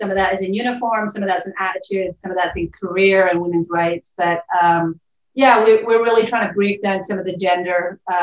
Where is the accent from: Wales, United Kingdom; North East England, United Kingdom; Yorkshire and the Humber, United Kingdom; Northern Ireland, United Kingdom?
Northern Ireland, United Kingdom; Belfast; moved away as an adult; also born or lived in Cambridge / London; now in Portland, United States; I'm from Belfast, so I'm from Northern Ireland. About 5,500 miles from where I'm currently sitting. I grew up there